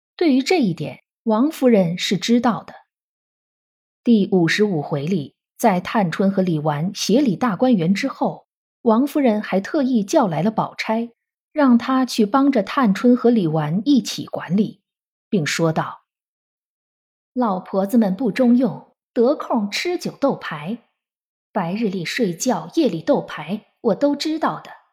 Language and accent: Chinese; China; 我们中国人